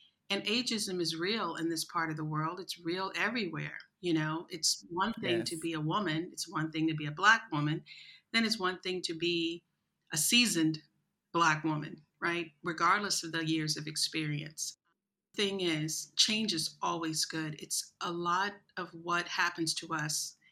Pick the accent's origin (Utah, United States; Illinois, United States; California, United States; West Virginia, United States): Illinois, United States; East St. Louis; moved away as an adult; now in Abu Dhabi, United Arab Emirates; growing up in East St. Louis, which is a really, really rough city